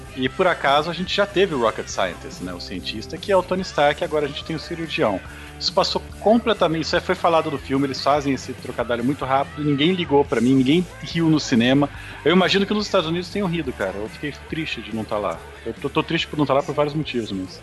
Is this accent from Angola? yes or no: no; Brazil; nós que somos brasileiros